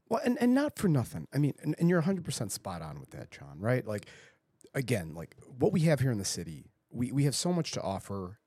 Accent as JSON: {"language": "English", "town": "Buffalo", "region": "New York", "country": "United States", "said": "I may sound like I'm from South Buffalo, and I am from South Buffalo"}